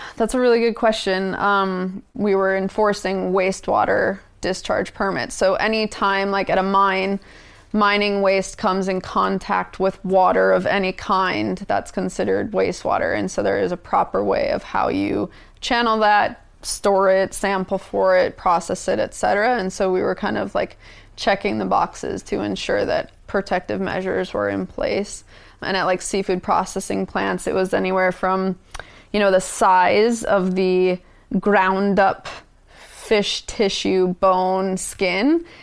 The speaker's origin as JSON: {"language": "English", "region": "Minnesota", "country": "United States", "tie": "born or raised there", "moved": "as an adult", "lives_now": "Juneau, United States", "said": "I grew up in Minnesota"}